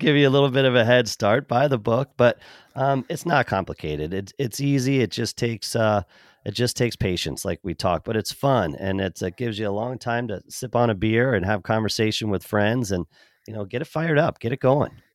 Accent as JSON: {"language": "English", "region": "Pennsylvania", "country": "United States", "tie": "born or raised there", "moved": "yes", "lives_now": "Kansas City, United States", "said": "growing up on the East Coast in Pennsylvania"}